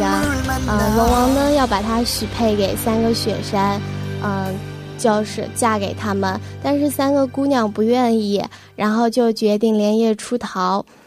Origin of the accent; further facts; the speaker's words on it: Shangri-La, Yunnan, China; moved away as an adult; now in Jinhua, China; 我一直生活在香格里拉